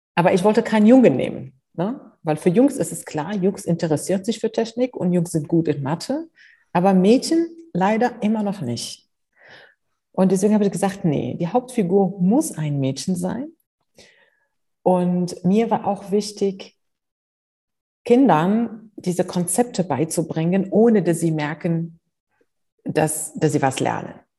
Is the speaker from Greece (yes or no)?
no; Morocco; moved away as an adult; also born or lived in Spain / United States; now in Germany; Ich bin in Afrika aufgewachsen, ich bin in Marokko aufgewachsen, ich habe in Spanien studiert